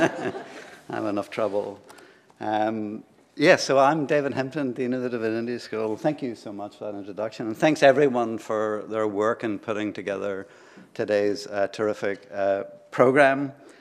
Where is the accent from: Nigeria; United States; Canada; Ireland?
Ireland; I'm from Ireland, so I feel this loss very deeply.